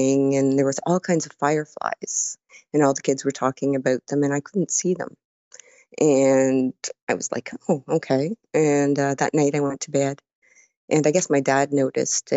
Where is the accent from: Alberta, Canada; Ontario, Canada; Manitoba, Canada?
Ontario, Canada; Burlington; I'm from Burlington, Ontario, Canada, which is about an hour from Toronto